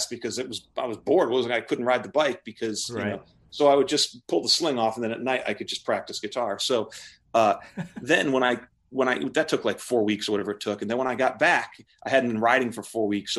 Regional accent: Connecticut, United States; I grew up in Connecticut, ultimately, kind of right in the middle, and moved around a bunch there

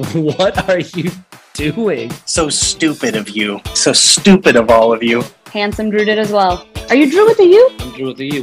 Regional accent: Texas, United States; we're from Texas. We played football.

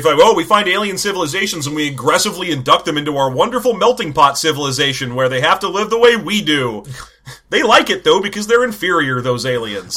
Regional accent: the South, United States; I'm from the South

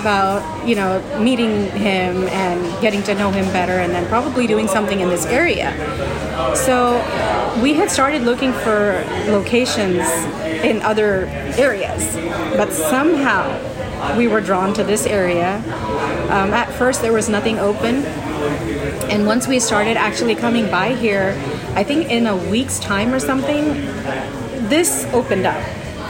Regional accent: Houston, Texas, United States; So, the kids are born and brought up in Houston. Okay. My parents are from India.

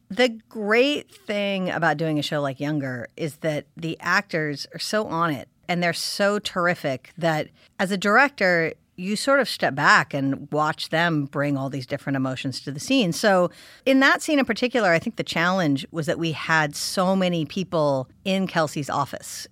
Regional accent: California, United States; I'm a California girl. I am born and raised in California

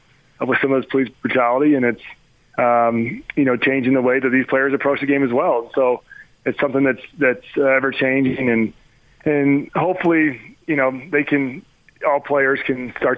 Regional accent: College Station, Texas, United States; where I grew up in College Station, Texas

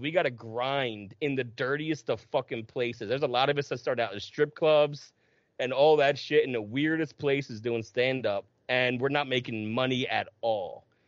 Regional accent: New Jersey, United States; We're both from Jersey

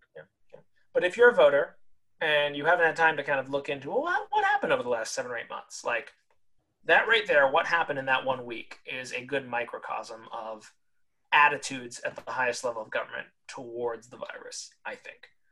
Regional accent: California, United States; My home state of California

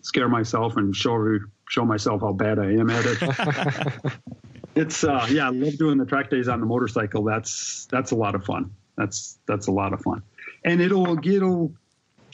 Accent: Milwaukee, Wisconsin, United States; born and raised in Wisconsin, in Milwaukee

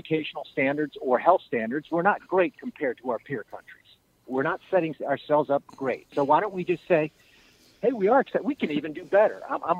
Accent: United States; I'm an American. I grew up playing Little League. I think America's exceptional.

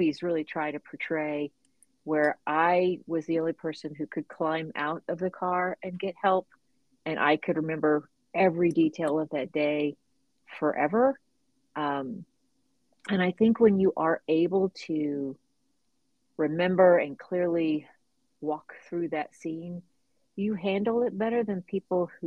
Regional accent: La Porte, Texas, United States; I got to grow up on the waterfront of Texas, down near NASA. So my little town is called La Porte.

